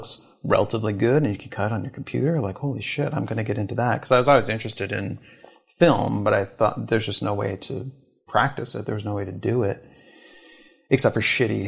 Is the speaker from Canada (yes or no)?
yes; Canada; moved away as an adult; also born or lived in Toronto / New York; I'm from Canada originally.